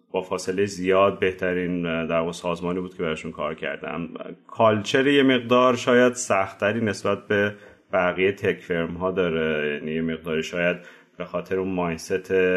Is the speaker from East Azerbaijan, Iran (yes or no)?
no; Tehran, Tehran Province, Iran; moved away as an adult; also born or lived in France; من بهمن 1365 تهران به دنیا اومدم